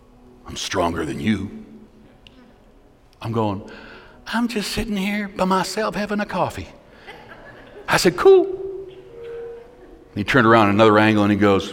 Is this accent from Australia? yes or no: no; Canada; I'm not just a pastor, I'm a Canadian